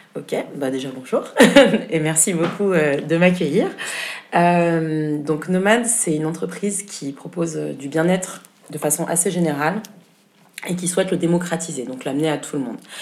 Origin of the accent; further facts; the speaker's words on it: Berlin, Germany; moved away as an adult; now in Paris, France; j'ai grandi à Berlin pendant 20 ans